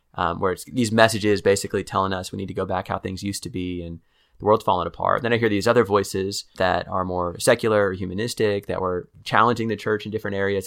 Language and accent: English; Kansas City, United States; moved away as an adult; now in Waco, United States; I'm from Kansas City